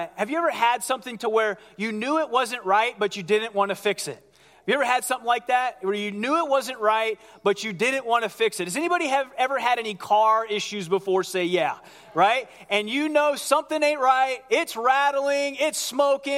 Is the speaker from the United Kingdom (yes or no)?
no; Ohio, United States; I grew up in Ohio